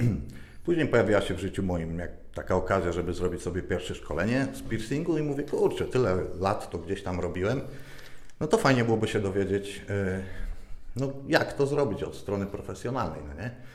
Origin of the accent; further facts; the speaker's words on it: Lower Silesian Voivodeship, Poland; moved away as an adult; ja pochodzę z małej wsi, z Dolnego Śląska